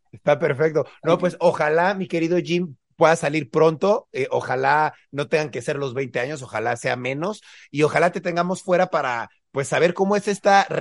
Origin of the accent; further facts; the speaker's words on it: Honduras; Entonces yo soy hondureño